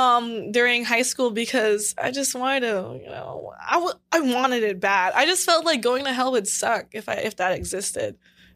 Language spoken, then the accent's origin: English; Los Angeles, California, United States; I'm from LA. My parents are just super duper Asian